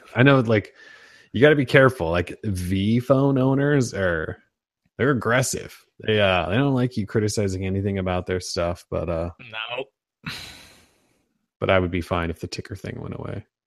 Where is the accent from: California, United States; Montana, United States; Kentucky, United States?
Montana, United States; born or raised there